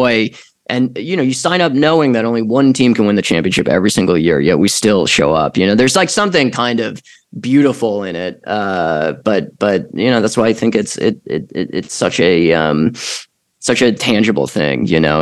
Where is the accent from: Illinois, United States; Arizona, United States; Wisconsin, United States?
Illinois, United States; Chicago; moved away; also born or lived in Los Angeles, California; I'm a kid from Chicago in the 90s